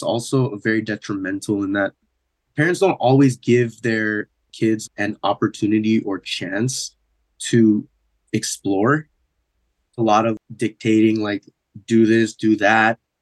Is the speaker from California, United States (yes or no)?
yes; San Diego, California, United States; growing up in San Diego